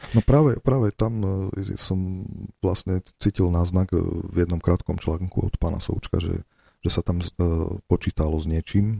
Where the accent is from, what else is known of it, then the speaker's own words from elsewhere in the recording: Slovakia; za tými blokmi, ako je Kaufland, kde som vyrastal na Matici